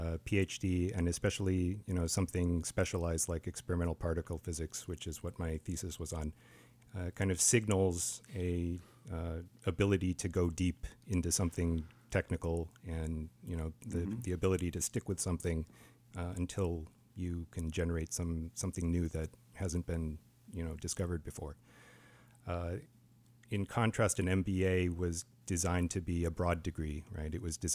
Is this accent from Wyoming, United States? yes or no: yes; Wyoming, United States; I was born in Wyoming, actually. My parents immigrated here from South Korea, and they jumped through all the hoops to become American citizens about 50 years ago. So I grew up in kind of the mountain states